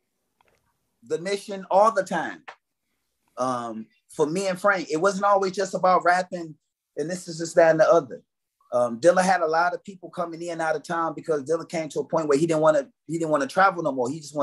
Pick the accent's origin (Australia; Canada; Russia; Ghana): Canada; Because I'm Canadian.